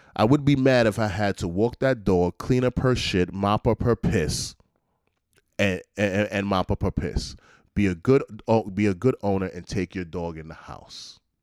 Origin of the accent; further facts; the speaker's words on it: New York, United States; as a New Yorker